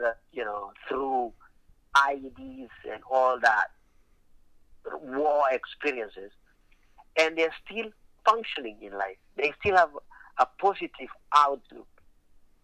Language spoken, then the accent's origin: English; Kenya; also born or lived in Alaska; now in United States; if I had some challenges growing up in Kenya